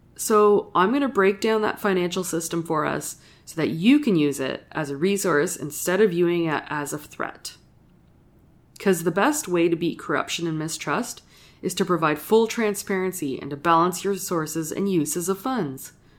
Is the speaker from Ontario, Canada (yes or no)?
yes; Sudbury, Ontario, Canada; I grew up in Northern Ontario and I'm a proud Northern Ontario